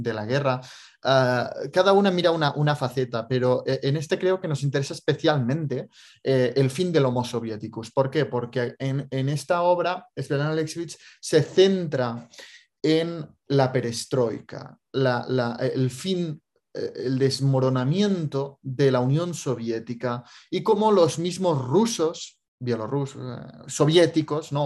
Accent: Andorra; yo, como soy de Andorra

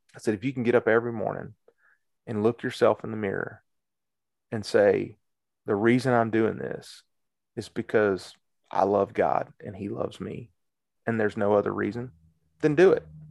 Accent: Cedartown, Georgia, United States; also born or lived in Marietta, Georgia; I'm from Cedar Town

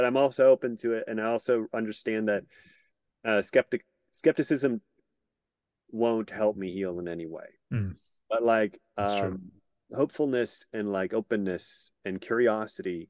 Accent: Sudbury, Ontario, Canada; moved away as an adult; my hometown of Sudbury, Ontario, Canada, north of Toronto

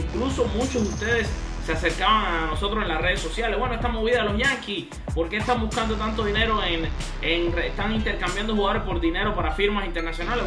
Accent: Cuba; también somos cubanos

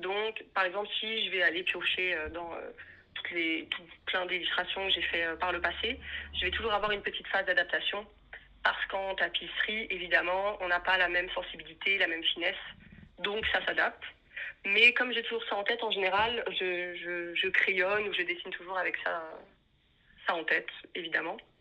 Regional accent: Paris, Île-de-France, France; moved away as an adult; now in Brussels, Belgium; je suis née à Paris, donc c'est là-bas que j'ai commencé euh, mes études

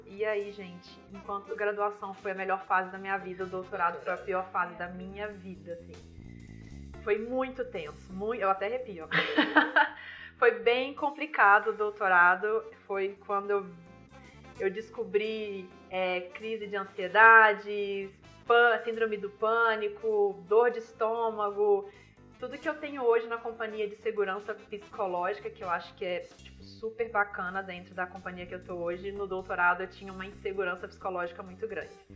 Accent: Viçosa, Minas Gerais, Brazil; accent: mineiro; now in São Paulo, Brazil; eu sou de Viçosa, Minas Gerais, né? sou mineira, nascida e criada

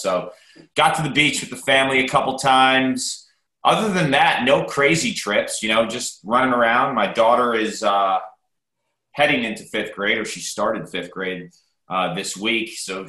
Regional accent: Yorktown, New York, United States; also born or lived in New Jersey / Bronx, New York; I'm from Yorktown, New York. Not too far from you, Westchester County. Born in the New York City area. Lived in the Bronx for a couple of years. Was actually born in New Jersey. My mom's doctor was across the bridge.

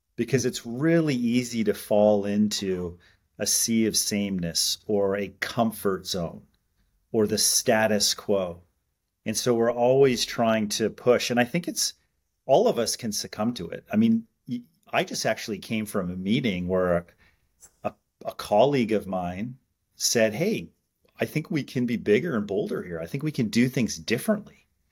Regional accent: Montreal, Quebec, Canada; growing up in Canada, um, I and born in Montreal

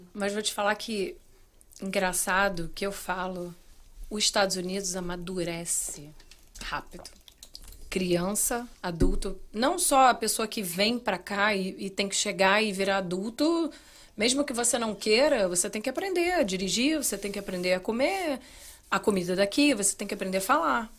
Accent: Rio de Janeiro, Brazil; moved away as an adult; also born or lived in Plantation, Florida; now in United States; Eu sou carioca, eu preciso ver praia

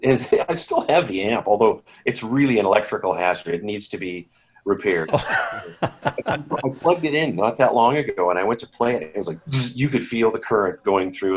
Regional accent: Saskatoon, Saskatchewan, Canada; I grew up in Saskatchewan. Yes, I was born here in Saskatoon at Saskatoon City Hospital

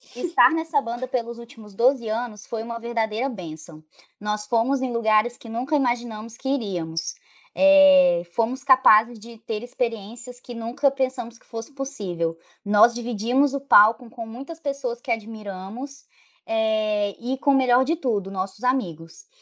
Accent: Rondônia, Brazil; now in Espírito Santo, Brazil; eu nasci em Rondônia, então, tipo assim, lá não tinha esse negócio de movimento punk, movimento emo. Na minha cidade, era uma cidade de interior do estado

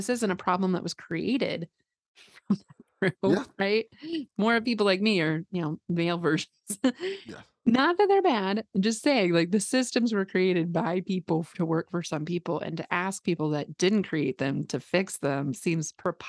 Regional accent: Midwest, United States; I grew up like here in the Midwest, where, you know, there was a lot of weird messaging.

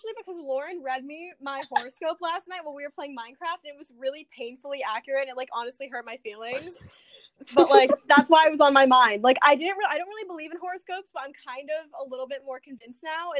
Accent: New York City, New York, United States; I'm 17 years old. I'm from New York City.

